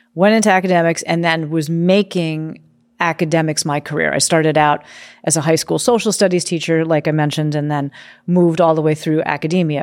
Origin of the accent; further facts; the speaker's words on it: New York City, New York, United States; moved away as an adult; also born or lived in Oregon; I grew up on the East Coast in New York City where it's go, go, go, go, go